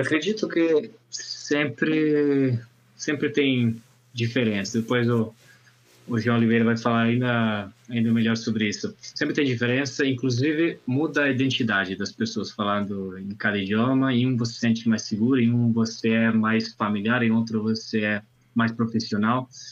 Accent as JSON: {"language": "Portuguese", "country": "Italy", "first_language": "Italian", "second_language": "Portuguese", "moved": "yes", "lives_now": "Brazil", "said": "no meu idioma nativo, todo dia estou aprendendo alguma palavrinha nova em italiano"}